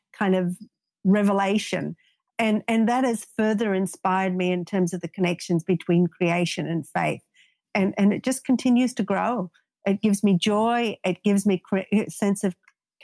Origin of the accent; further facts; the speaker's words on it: Australia; moved away; I grew up in Australia.